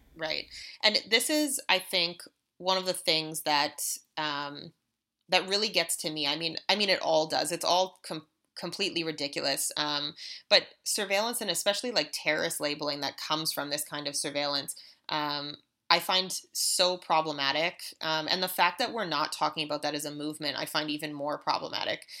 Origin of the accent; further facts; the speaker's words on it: Canada; as a Canadian citizen